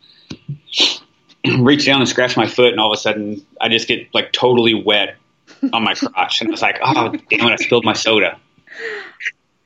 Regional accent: Missouri, United States; also born or lived in Los Angeles, United States; now in Louisville, United States; being from Missouri, it's only 4.5 hours to home now, so it's easy for me to go home

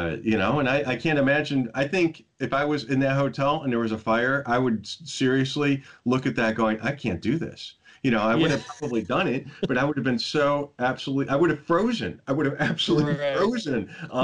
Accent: Midwest, United States; I grew up in the Midwest. I grew up where it was freezing

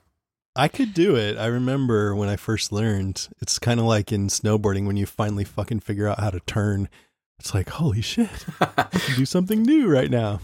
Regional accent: Modesto, California, United States; we're, we're from Modesto, which is, um, kind of a commuter town, but on the edges, it's all country

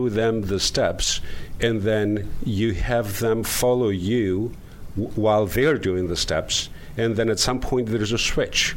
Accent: Greece; moved away; I was born in Greece

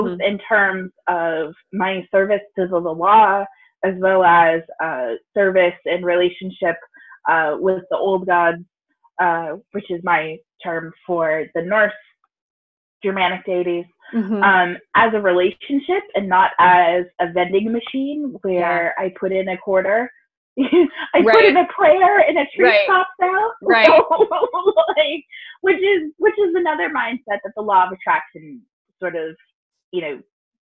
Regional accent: Deep South, United States; white lesbian parents in the early 90s in the Deep South

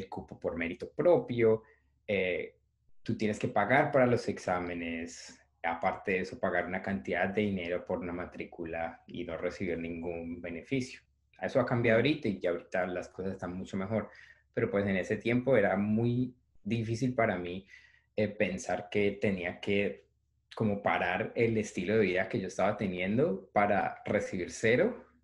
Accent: Palmira, Valle del Cauca, Colombia; moved away as an adult; also born or lived in Cali; now in New York, United States; eh, soy caleño, nací en Palmira, pero prácticamente desde que empecé a estudiar medicina me mudé a Cali

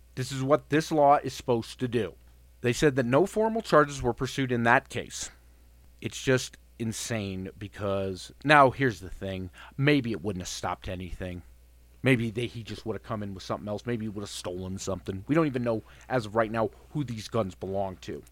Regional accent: Colorado, United States; I was born and raised here in Colorado

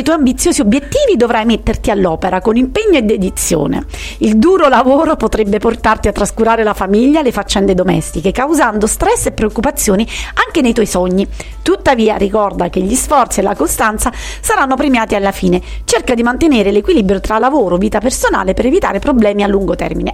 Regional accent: a village near Taurasi, Campania, Italy; a cavallo tra il mio paese e Taurasi

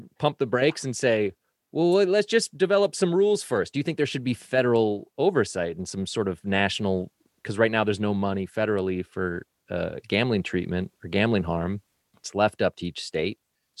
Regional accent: Detroit, Michigan, United States; what got me was the Detroit Tigers, my hometown team.

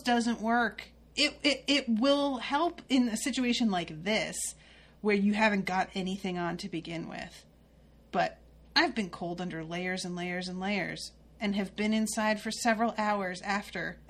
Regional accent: Connecticut, United States; I grew up in Connecticut

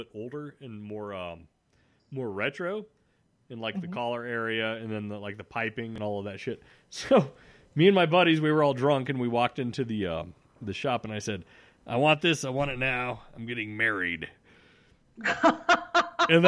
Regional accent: Montana, United States; I grew up in Montana

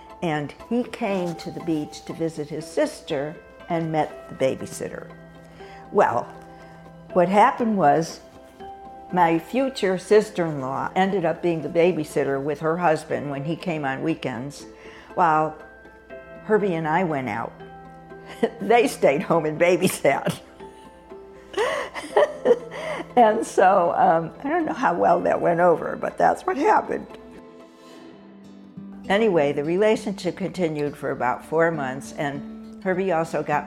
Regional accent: Hartford, Connecticut, United States; moved away as an adult; I grew up in Hartford, Connecticut, where I spent the first 18 years of my life and never moved back after that.

